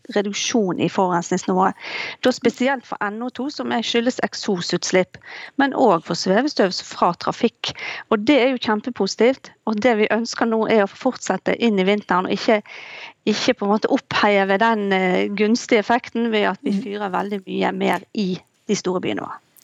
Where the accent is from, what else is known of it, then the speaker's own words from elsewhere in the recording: Bergen, Vestland, Norway; jeg kommer jo selv fra Bergen